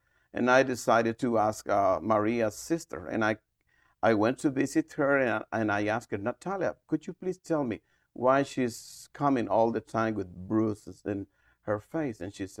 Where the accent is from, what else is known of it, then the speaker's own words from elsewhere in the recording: Guatemala City, Guatemala Department, Guatemala; English is a second language; moved away as an adult; I'm from Guatemala City, and we moved to Paramos like 20 years ago to establish a church we call Restoring the Family Ministry.